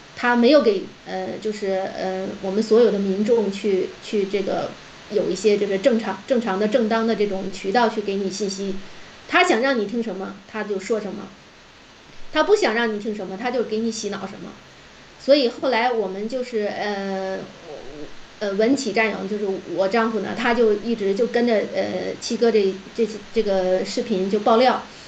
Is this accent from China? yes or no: yes; China; moved away as an adult; also born or lived in Japan / Guangxi; now in Turkey; 我们中国的留学生，就是家里还，呃，条件不是很富裕